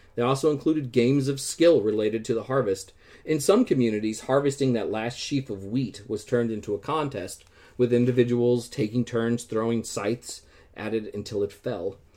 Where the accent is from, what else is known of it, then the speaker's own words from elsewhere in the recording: Midwest, United States; moved away; growing up in the Midwest and seeing crops harvested every year